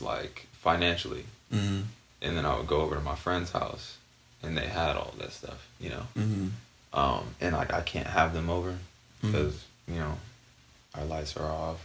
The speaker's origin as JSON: {"language": "English", "town": "Barstow", "region": "California", "country": "United States", "tie": "born or raised there", "said": "growing up in Barstow"}